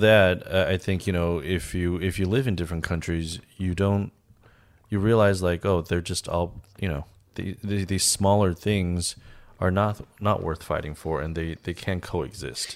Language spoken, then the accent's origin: English; Los Angeles, California, United States; also born or lived in Harbin, China; even though I was born in China, I think a lot of my habits are, were formed in, uh, in the States, particularly Los Angeles